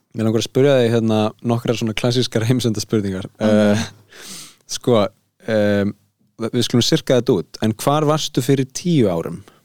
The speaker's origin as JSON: {"language": "Icelandic", "town": "Garðabær", "region": "Capital Region", "country": "Iceland", "said": "ég er bara úr Garðabænum"}